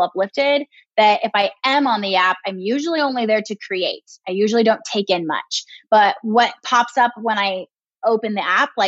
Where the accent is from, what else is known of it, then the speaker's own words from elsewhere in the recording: California, United States; moved away as an adult; also born or lived in Midwest; I moved away from California. That's been my home since I was born, except for a quick 18-month spell in the Midwest for Brian's old job